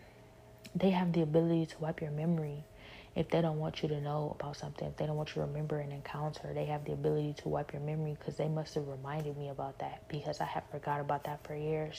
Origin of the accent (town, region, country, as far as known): Cleveland, Ohio, United States; now in Houston, United States